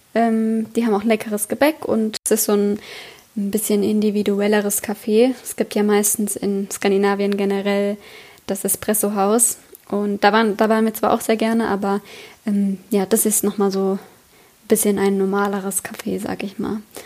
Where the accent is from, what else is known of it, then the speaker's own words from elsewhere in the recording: Germany; moved away; also born or lived in Oslo; als Deutscher